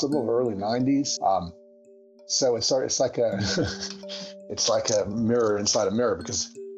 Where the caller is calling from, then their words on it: Berkeley, California, United States; I'm talking from Berkeley, California.